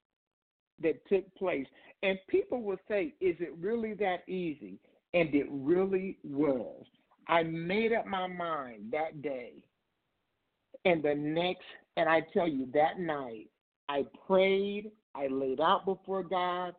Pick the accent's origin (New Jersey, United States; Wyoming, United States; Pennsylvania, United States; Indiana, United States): Indiana, United States; moved away as an adult; now in Ohio, United States